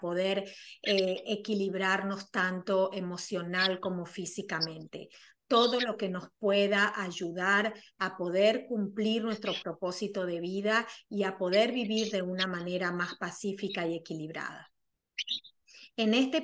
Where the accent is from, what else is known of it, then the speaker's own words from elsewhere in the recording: Argentina; soy argentina